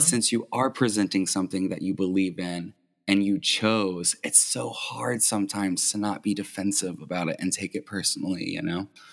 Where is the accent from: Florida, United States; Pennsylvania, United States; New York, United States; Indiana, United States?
Indiana, United States; New Albany; also born or lived in Louisville, Kentucky / Floyd Knobs, Indiana; I was born in Louisville. We moved to Indiana, New Albany when I was six years old, but I just say I'm from Louisville.